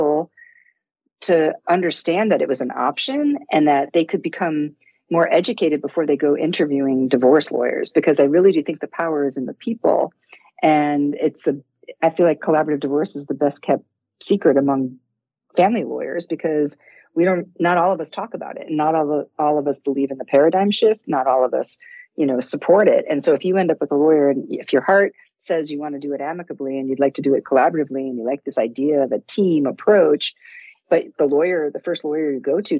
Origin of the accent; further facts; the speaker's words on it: Detroit, Michigan, United States; I grew up in Detroit in the 60s